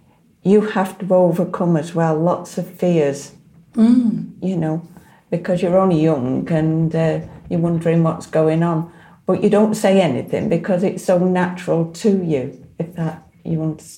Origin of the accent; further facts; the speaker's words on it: Blackpool, North West England, United Kingdom; I grew up in Blackpool.